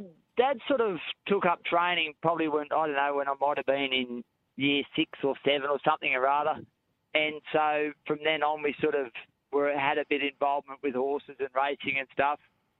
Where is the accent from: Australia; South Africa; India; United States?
Australia; Narrabri, New South Wales; born or raised there; also born or lived in Tamworth, Australia